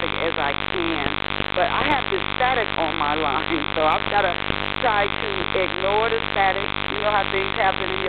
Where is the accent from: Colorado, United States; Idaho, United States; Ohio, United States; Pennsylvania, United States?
Ohio, United States; I was born in Ohio